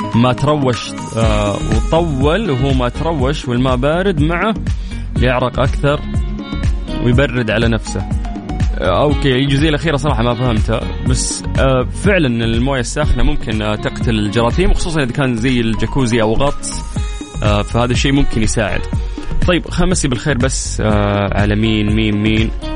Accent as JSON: {"language": "Arabic", "town": "Jeddah", "region": "Makkah Province", "country": "Saudi Arabia", "said": "عندنا في جدة"}